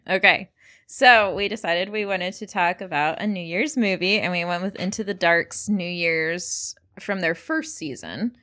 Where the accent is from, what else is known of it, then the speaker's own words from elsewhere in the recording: United States; I'm American